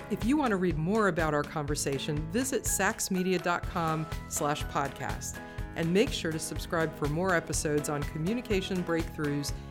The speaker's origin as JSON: {"language": "English", "town": "St. Petersburg", "region": "Florida", "country": "United States", "tie": "born or raised there", "lives_now": "Tallahassee, United States", "said": "my hometown's st pete"}